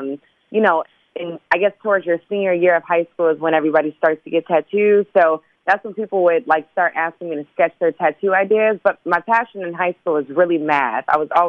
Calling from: Los Angeles, California, United States; I'm calling from Los Angeles.

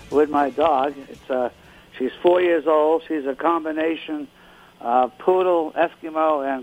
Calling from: Reading, Pennsylvania, United States; Uh, Reading, Pennsylvania.

